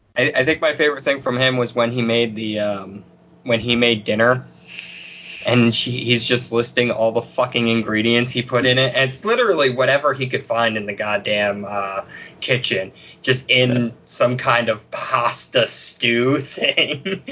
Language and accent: English; Pennsylvania, United States; I'm from Pennsylvania